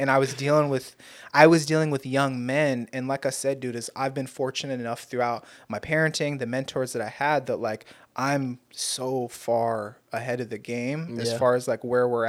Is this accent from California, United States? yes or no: yes; Torrance, California, United States; Yeah, I moved out because I went from West High School in Torrance. That's where I grew up, is like in the South Bay over there.